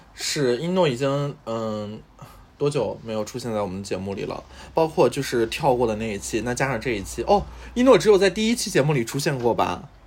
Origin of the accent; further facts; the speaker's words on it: Shandong, China; 我是山东人嘛